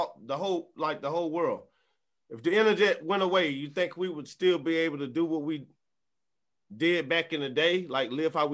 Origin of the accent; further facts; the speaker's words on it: Prichard, Alabama, United States; I'm one from Pritchett.